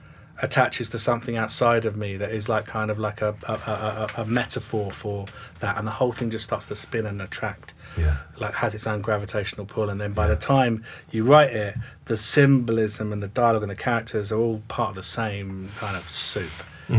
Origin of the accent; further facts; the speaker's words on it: England, United Kingdom; namely write a play about the Troubles set in Northern Ireland, being an Englishman.